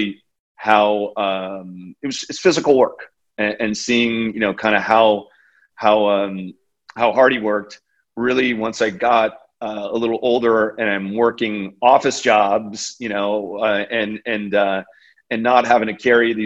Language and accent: English; the Bay Area, California, United States; I'm very proud to say that I grew up in the Bay Area and close to and spent a lot of time in San Francisco as a kid